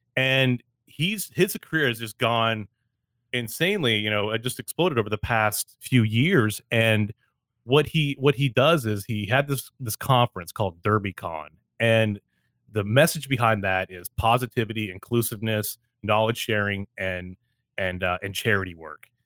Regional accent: Canada; I'm Canadian

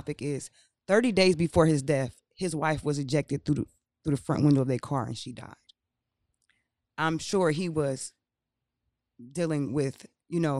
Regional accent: Akron, Ohio, United States; I'm from Akron, Ohio

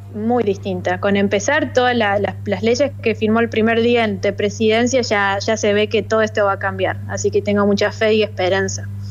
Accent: Alta Gracia, Córdoba, Argentina; moved away as an adult; now in Washington, United States; yo soy de Altagracia

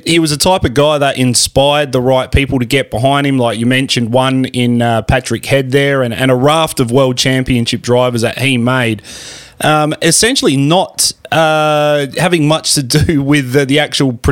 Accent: South Australia, Australia; our home state of South Australia

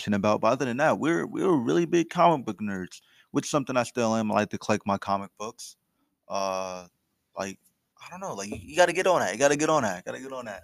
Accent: Trenton, New Jersey, United States; Growing up, I came from Trenton

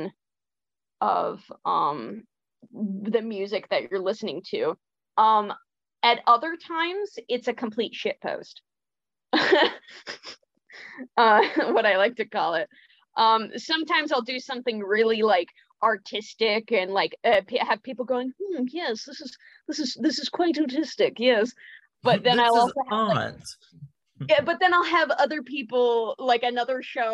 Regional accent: Illinois, United States; I was raised LDS in Illinois

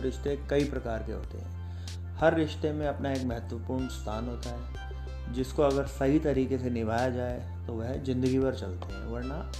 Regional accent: Jaipur, Rajasthan, India; और जैसा कि हर बार मैं बताता आ रहा हूँ कि मैं जयपुर राजस्थान से बिलोंग करता हूँ

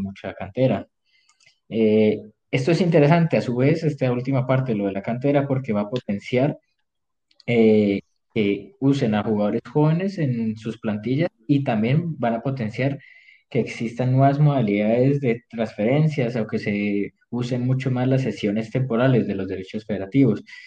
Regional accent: Colombia; como colombiano

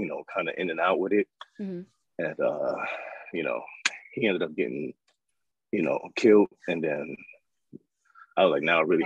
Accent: New York City, New York, United States; moved away; I'm from South Jamaica, Queens. I went to Jamaica High School, Queensboro College.

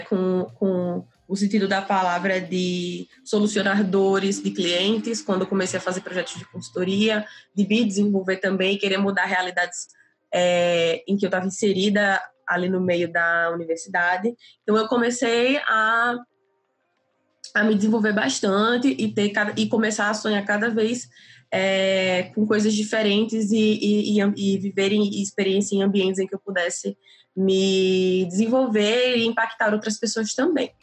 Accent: Natal, Rio Grande do Norte, Brazil; sou de Natal

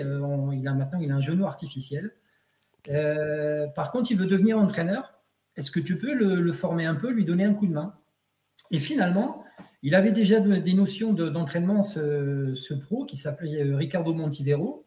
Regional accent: near Rouen, Pays de Caux, Normandy, France; je suis né en France, à Côte-Bécancourt, dans le pays de Côte, à côté de, Rouen

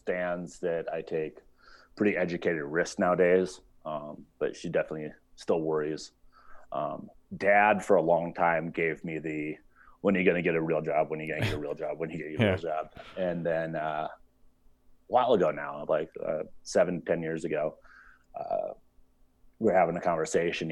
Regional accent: United States; what I was brought up with here in the States

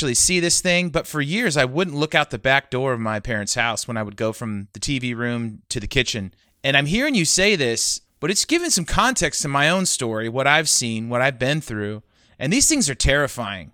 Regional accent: West Coast, United States; moved away; I grew up on the West Coast

